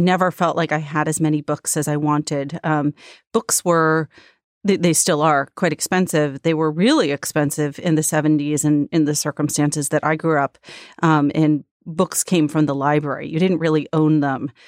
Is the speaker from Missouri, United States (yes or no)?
no; Long Island, New York, United States; I grew up on Long Island outside the city